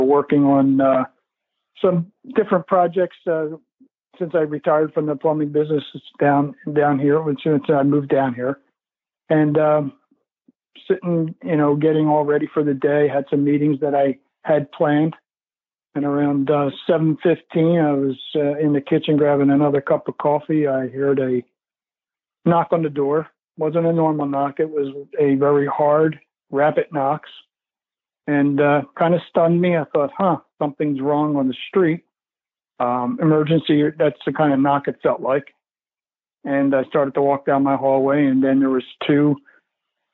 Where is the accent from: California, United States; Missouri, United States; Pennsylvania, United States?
Pennsylvania, United States; Philadelphia; moved away as an adult; also born or lived in Downingtown, Pennsylvania; now in Florida, United States; I grew up in the Philadelphia area.